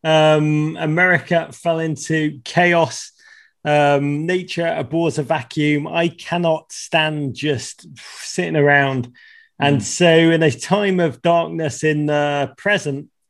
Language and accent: English; Liverpool, North West England, United Kingdom; moved away as an adult; now in United States; when I was a kid growing up in Liverpool in the 1980s